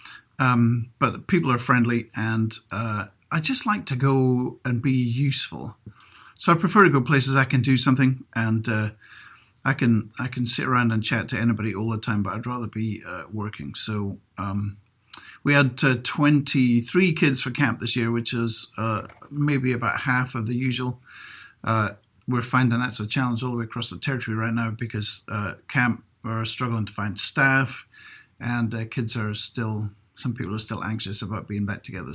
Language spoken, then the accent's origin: English; Inverness, Scotland, United Kingdom; moved away; I'm from Inverness, so I would have gone to the North Scotland Divisional Music School